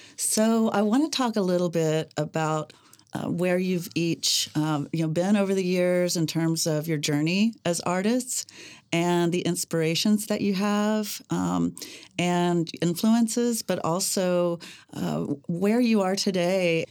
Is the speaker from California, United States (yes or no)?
no; Mustang, Oklahoma, United States; born or raised there